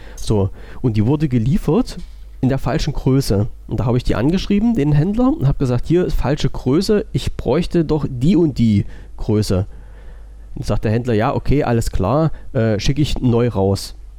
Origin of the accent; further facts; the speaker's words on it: Germany; Ich bin ja Deutscher und wohne in Deutschland